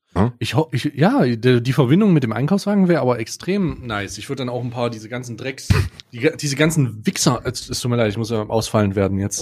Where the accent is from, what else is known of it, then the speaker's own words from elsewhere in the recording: East Germany, Germany; ich als gebürtiger Ossi, ja, als langjähriges Mitglied der Ost, Öst, der Ossis und immer noch Ossi